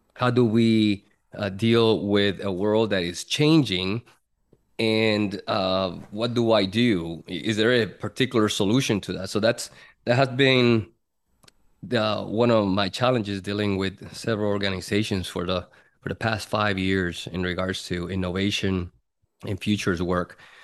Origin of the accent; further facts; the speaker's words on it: Puerto Rico; moved away as an adult; born and raised in Puerto Rico, and, uh, from there, when I was nineteen, enlisted in the Air Force